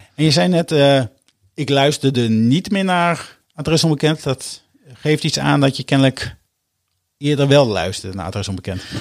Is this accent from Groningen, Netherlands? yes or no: yes; Hoogkerk, Groningen, Netherlands; moved away as an adult; now in Utrecht, Netherlands; Ik ben geboren en getogen in Hoogkerk, een dorpje vlak onder Groningen. Daar heb ik eh, mijn eerste 20 jaar van mijn leven eh, doorgebracht